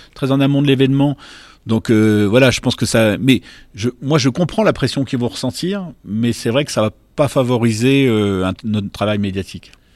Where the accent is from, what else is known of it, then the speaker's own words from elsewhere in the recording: Bourg-en-Bresse, Auvergne-Rhône-Alpes, France; j'ai grandi à Bourg-en-Bresse